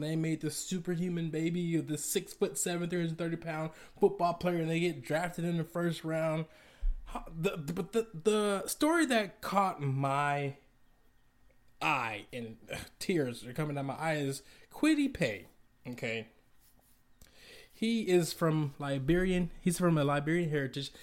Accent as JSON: {"language": "English", "town": "Atlanta", "region": "Georgia", "country": "United States", "said": "I'm from Atlanta, Georgia"}